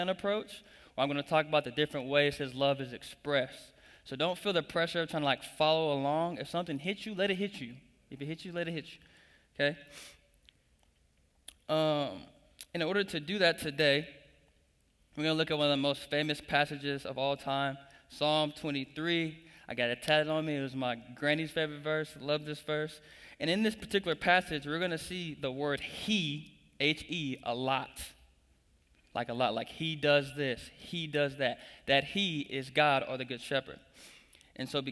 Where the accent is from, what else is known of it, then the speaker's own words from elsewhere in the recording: Tulsa, Oklahoma, United States; moved away as an adult; now in Springfield, Missouri, United States; I'm originally from Tulsa, Oklahoma